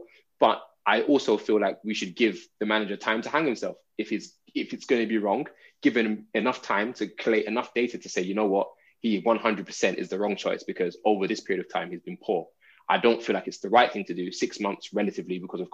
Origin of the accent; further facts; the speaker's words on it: Nigeria; I'm Nigerian